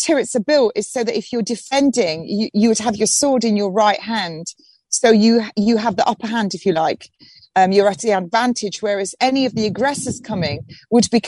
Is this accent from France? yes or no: no; Nottingham, East Midlands, United Kingdom; now in Hastings, United Kingdom; I'm a North Midlands girl. I come from Robin Hood country. Nottingham